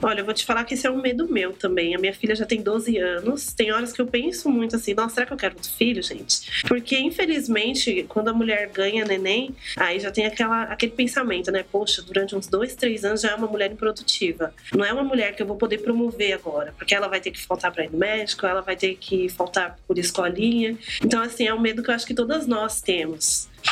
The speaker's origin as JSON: {"language": "Portuguese", "region": "São Paulo", "country": "Brazil", "tie": "born or raised there", "moved": "as an adult", "lives_now": "Guarulhos, Brazil", "said": "eu sou do Capão Redondo, hoje eu moro em Guarulhos, mas eu sou do Capão Redondo, gente. Então, assim, eu morei lá até os 23 anos"}